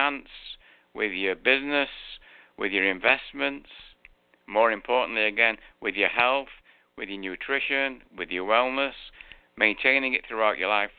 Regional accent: Manchester, North West England, United Kingdom; accent: English; now in Florida, United States; I was born in Manchester. You can tell I've got an English accent

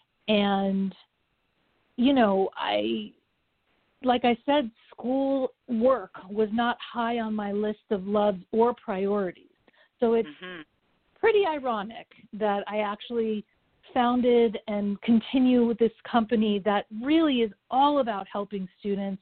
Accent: Los Angeles, California, United States; also born or lived in Japan; I am a native Angeleno

